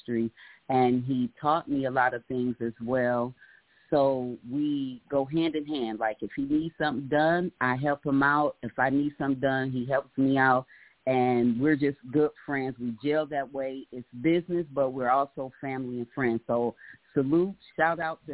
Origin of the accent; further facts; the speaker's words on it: Cleveland, Ohio, United States; moved away as an adult; now in Atlanta, United States; my hometown, Cleveland